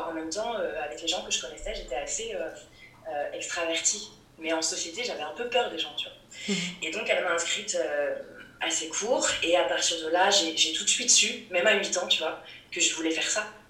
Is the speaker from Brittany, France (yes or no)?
yes; Rennes, Brittany, France; à Rennes, dans ma ville natale, quand j'étais ado